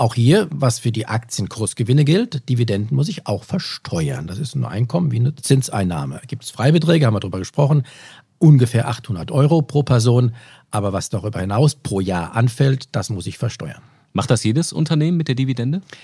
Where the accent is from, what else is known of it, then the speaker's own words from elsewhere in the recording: Germany; bei uns in Deutschland